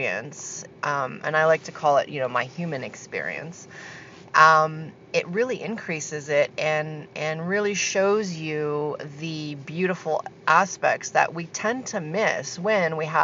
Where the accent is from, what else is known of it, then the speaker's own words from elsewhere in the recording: Canada; moved away as an adult; also born or lived in Argentina; I just moved back from a 12-year stint in Argentina. So I'm back in my hometown now in Canada